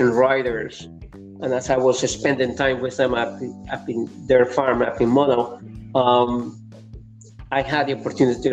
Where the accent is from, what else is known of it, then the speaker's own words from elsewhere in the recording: Lima, Peru; English is a second language; moved away as an adult; now in Canada; I was growing up in Lima, Peru